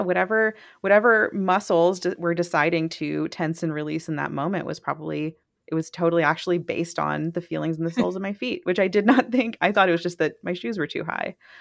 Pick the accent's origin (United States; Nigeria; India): United States; Mississippi; I am from Mississippi